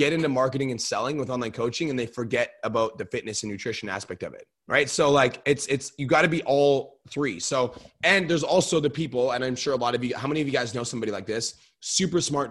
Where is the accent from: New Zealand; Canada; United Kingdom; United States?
Canada; I'm Canadian.